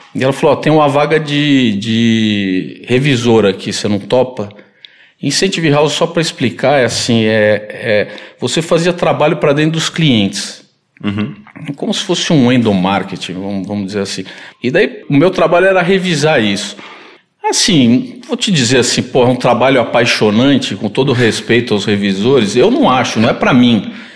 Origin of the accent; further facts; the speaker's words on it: São Paulo, Brazil; Eu nasci aqui em São Paulo